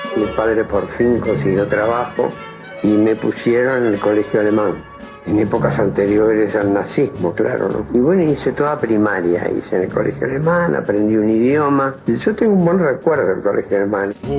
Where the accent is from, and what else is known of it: Montevideo, Uruguay; born or raised there; also born or lived in Paso de los Toros / Tacuarembó